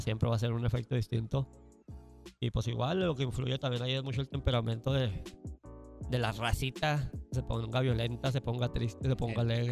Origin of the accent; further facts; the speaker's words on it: Mexico City, Mexico; Tepito, mi barrio. ah, pues yo soy de Tepito